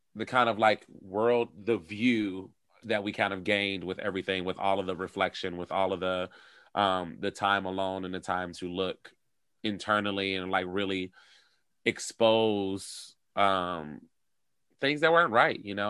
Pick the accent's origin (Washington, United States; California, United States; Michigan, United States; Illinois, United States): Michigan, United States; Detroit; moved away as an adult; also born or lived in Europe; now in Chicago, United States; I'm originally from Detroit